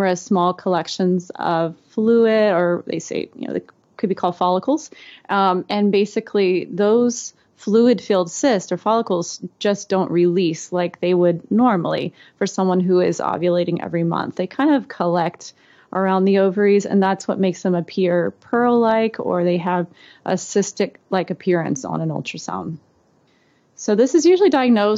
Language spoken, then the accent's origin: English; Alabama, United States; Growing up in Alabama, I grew up in a really small town and we had one red light.